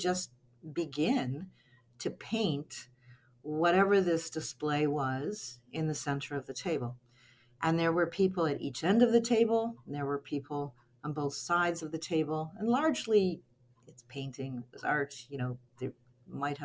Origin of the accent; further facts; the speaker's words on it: Cape Breton Island, Nova Scotia, Canada; moved away as an adult; also born or lived in Toronto; I grew up on Cape Breton Island, moved to Toronto in the early 80s to attend what was at that time called Ryerson.